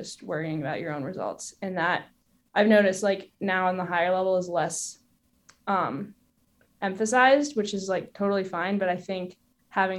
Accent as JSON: {"language": "English", "region": "Maine", "country": "United States", "tie": "born or raised there", "said": "The environment I grew up in Maine"}